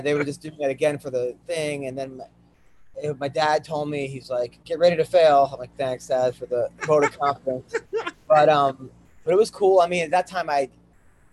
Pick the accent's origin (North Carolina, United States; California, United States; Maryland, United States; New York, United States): New York, United States; Oceanside; I'm from Oceanside, Long Island